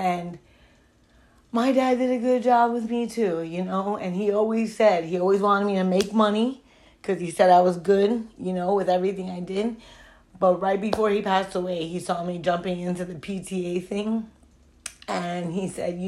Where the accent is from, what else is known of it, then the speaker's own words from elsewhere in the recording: Broward County, Florida, United States; now in Miami, United States; I grew up in Broward County